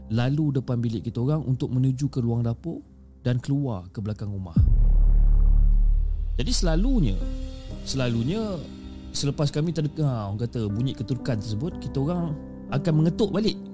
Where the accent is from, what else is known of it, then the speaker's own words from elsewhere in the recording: Negeri Sembilan, Malaysia; dan uh, aku berasal daripada Negeri Sembilan.